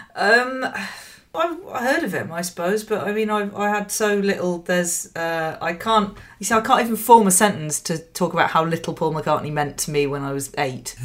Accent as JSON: {"language": "English", "region": "Yorkshire and the Humber", "country": "United Kingdom", "tie": "born or raised there", "moved": "yes", "lives_now": "London, United Kingdom", "said": "I was born in London, I grew up in West Yorkshire"}